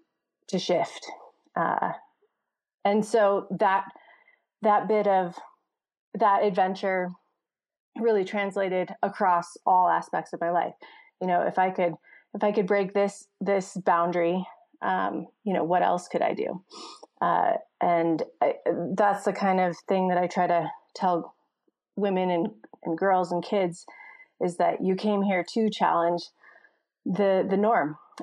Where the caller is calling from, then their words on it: Jackson, Wyoming, United States; I am calling in from Jackson Hole, Wyoming.